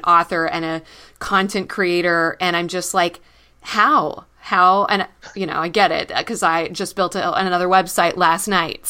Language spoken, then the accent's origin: English; Texas, United States; moved away; I'm a Texan originally